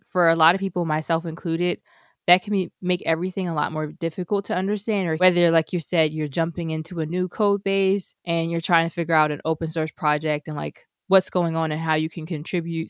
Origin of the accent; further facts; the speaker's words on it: United States; as an American